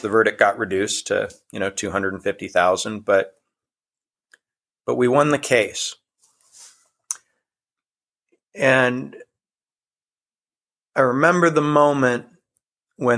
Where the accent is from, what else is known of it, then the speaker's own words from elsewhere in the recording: Iowa, United States; started the website in my home state of Iowa